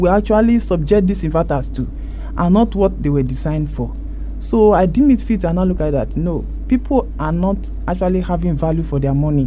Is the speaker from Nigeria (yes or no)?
yes; Ileluji, Ondo, Nigeria; also born or lived in Enugu State (ancestry); born and brought up in Ileluji town, Ondo State